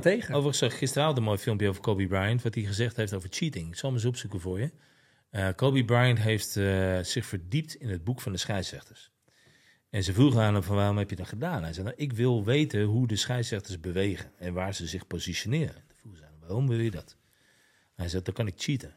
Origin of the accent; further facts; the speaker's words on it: Netherlands; je eigen land